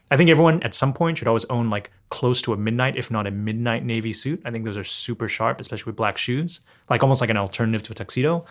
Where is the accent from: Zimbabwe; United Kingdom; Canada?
United Kingdom; London; I grew up in London